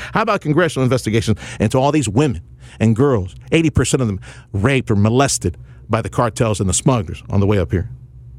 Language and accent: English; Texas, United States; from South Texas.